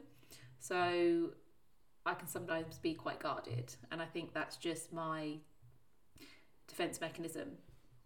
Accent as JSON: {"language": "English", "town": "Plymouth", "region": "South West England", "country": "United Kingdom", "tie": "born or raised there", "said": "I was born in Plymouth, which is the bottom of England"}